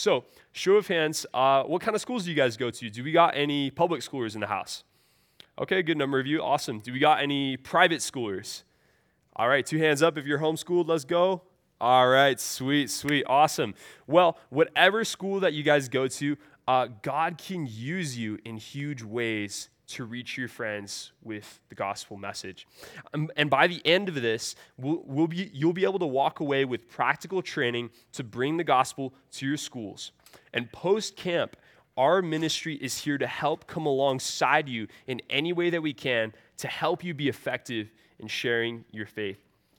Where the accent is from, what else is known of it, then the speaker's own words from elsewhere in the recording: California, United States; I'm from the San Francisco Bay Area.